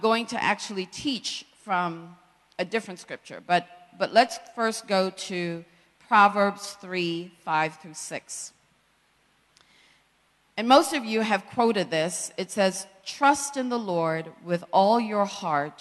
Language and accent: English; Jamaica; a young girl born and raised in Jamaica by a single parent